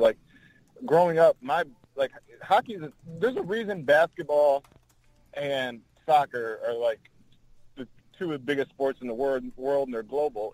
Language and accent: English; Flint, Michigan, United States; I'm from Flint